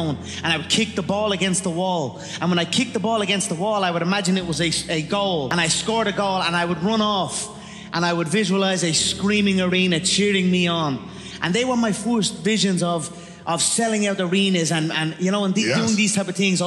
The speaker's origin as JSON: {"language": "English", "country": "Ireland", "said": "I am an Irish animal, a proper Irish animal"}